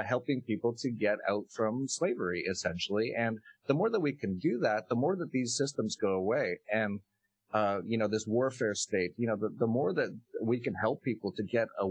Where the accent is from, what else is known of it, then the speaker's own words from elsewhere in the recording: Canada; moved away as an adult; I was actually originally from Canada.